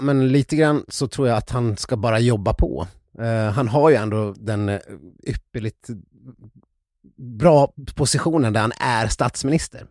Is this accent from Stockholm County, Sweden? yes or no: no; Ludvika, Dalarna County, Sweden; i Ludvika, där jag kommer ifrån